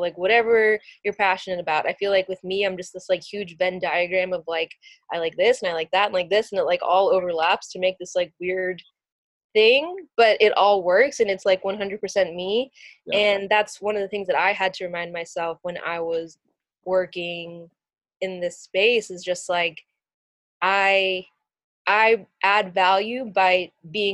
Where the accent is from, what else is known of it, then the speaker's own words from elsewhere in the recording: Virginia, United States; moved away; growing up in Virginia